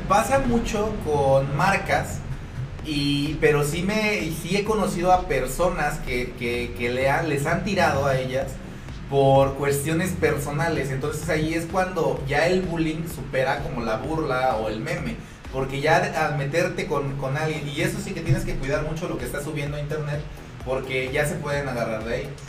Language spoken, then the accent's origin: Spanish; Mexico; somos, el mexicano es burlista